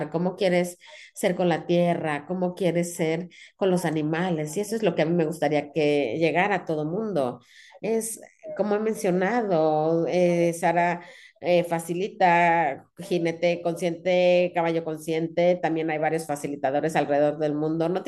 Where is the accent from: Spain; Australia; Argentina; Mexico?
Australia; Sydney, New South Wales; Cuando yo era chiquita, yo crecí en Sydney, pero íbamos a, a Gales, íbamos al rancho de un primo